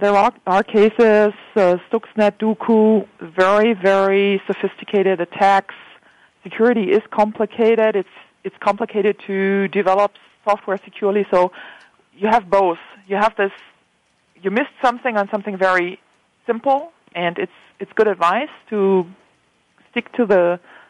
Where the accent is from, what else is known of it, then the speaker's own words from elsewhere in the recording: Germany; I'm a German. I come from Germany.